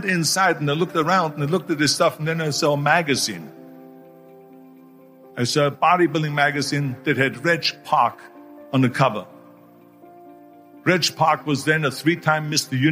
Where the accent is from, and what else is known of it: Austria; born or raised there; moved away